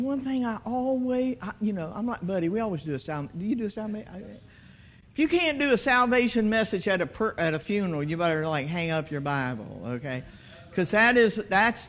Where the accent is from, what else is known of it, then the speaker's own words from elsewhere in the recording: Hampton, Virginia, United States; I'm from Fox Hill